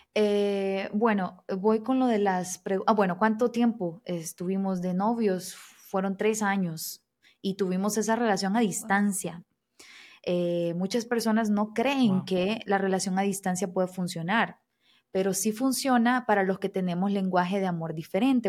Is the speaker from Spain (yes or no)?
no; El Salvador; moved away as an adult; now in Brazil; yo soy salvadoreña, o sea, de Centroamérica